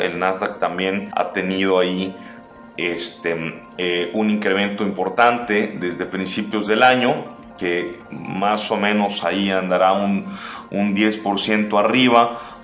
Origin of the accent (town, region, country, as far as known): Mexico